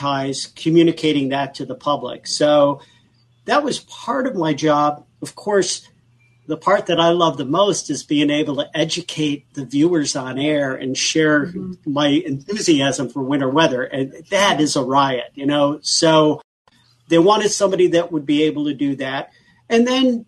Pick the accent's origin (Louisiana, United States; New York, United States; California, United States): New York, United States; Buffalo; I come from Buffalo and we're known for lake effect snowstorms up there